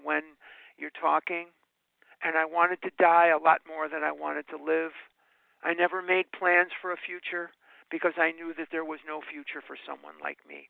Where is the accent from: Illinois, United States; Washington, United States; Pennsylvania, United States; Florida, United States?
Illinois, United States; Chicago; now in Scottsdale, United States; I live in Scottsdale, Arizona, but there's Lake Michigan running through my veins. I'm born and raised in Chicago